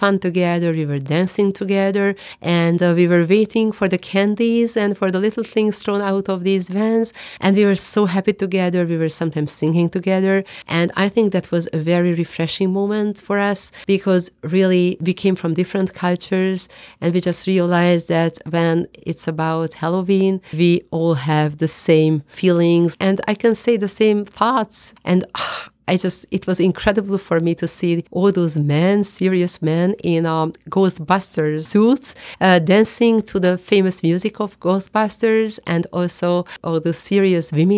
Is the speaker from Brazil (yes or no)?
no; Hungary; I come from Hungary, and I am a member of the Hungarian Parliament